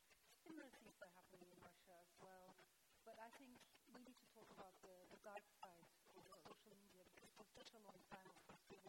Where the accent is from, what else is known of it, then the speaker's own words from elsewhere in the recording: Turkey; I come from Turkey